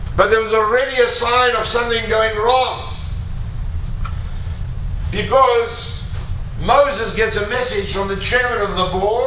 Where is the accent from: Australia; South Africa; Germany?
South Africa; I'm a South African, and I'm old enough